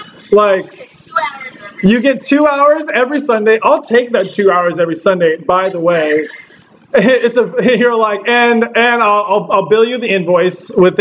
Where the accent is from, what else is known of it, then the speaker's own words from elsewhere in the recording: Southern California, United States; I'm from Southern California.